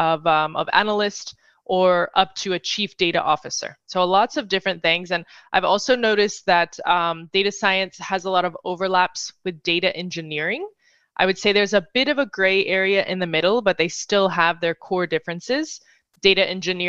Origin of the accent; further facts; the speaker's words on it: North Carolina, United States; moved away as an adult; also born or lived in Madrid, Spain; now in New York City, United States; I'm originally from North Carolina.